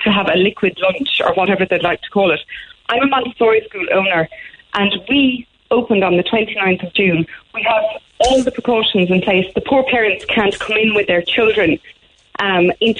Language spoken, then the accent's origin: English; Ireland; As Irish people, we are very big on ritual and tradition